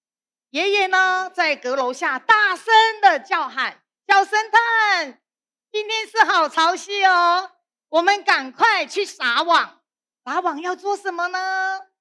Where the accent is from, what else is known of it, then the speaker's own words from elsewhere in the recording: Penghu County, Taiwan; 你看我们澎湖人呢都晒得非常的。很有朝气的咖啡色的，那这个还不够黑啦。几乎我们澎湖人哈的小朋友几乎都是小欧浪